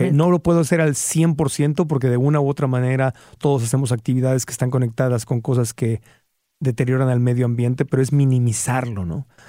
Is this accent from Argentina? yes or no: no; Tijuana, Baja California, Mexico; crecí en Tijuana